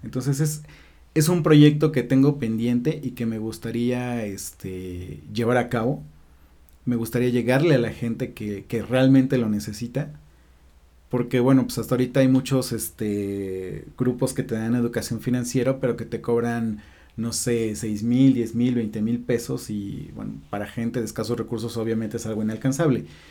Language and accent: Spanish; Puebla, Mexico; En Puebla, en la Cruz Roja